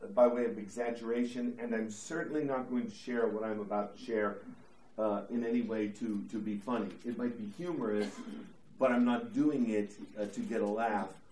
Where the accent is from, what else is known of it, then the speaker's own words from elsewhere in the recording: DuBois, Pennsylvania, United States; moved away; I grew up in Du Bois, Pennsylvania.